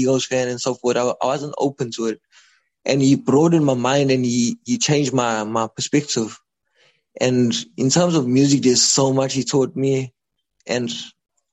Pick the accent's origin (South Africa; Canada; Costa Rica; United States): South Africa; Durban, KwaZulu-Natal; this is the place where I can grow, because it's my hometown